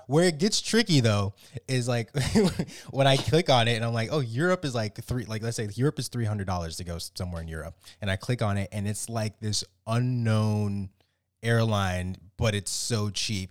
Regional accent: South Florida, United States; now in Maryland, United States; I grew up in South Florida

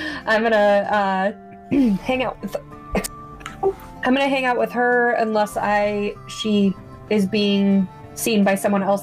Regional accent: the South, United States; accent: Southern; I'm pretty sure my Southern's like a mixture of five states

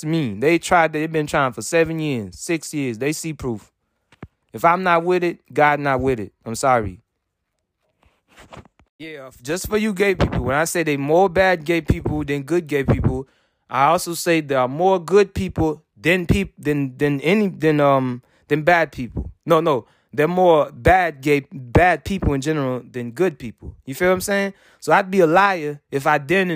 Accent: United States; I'm American

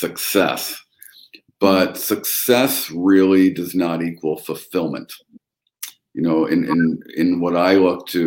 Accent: London, Ontario, Canada; I was born and raised up here in London, Ontario, Canada, which is 90 minutes in between Toronto and Detroit

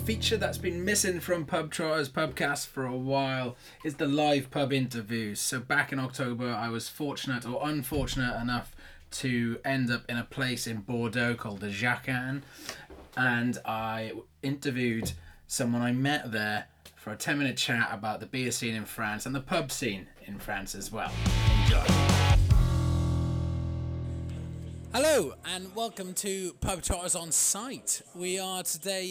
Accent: United Kingdom; I've come here as a British person

